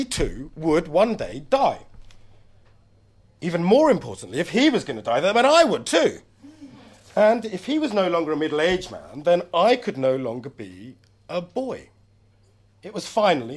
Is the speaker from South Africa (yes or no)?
no; London, United Kingdom; I'm a Londoner. This is my land